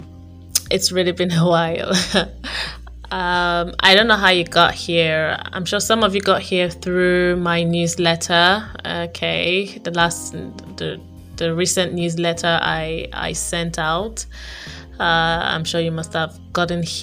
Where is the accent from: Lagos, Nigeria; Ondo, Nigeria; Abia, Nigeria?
Abia, Nigeria; I was born in Abia State, and I basically grew up with my aunt, my dad's sister